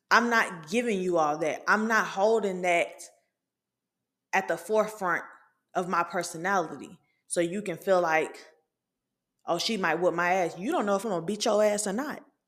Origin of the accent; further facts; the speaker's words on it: Atlanta, Georgia, United States; I'm from Atlanta. I'm from the city of Atlanta.